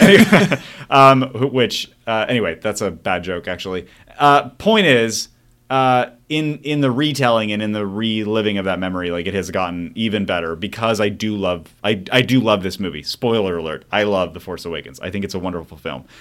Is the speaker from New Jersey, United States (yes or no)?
no; Mesa, Arizona, United States; I did grow up in Mesa, Arizona